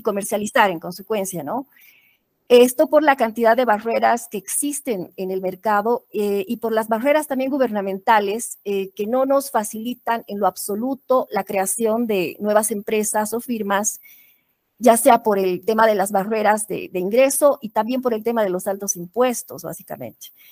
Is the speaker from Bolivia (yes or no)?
yes; Bolivia; soy boliviana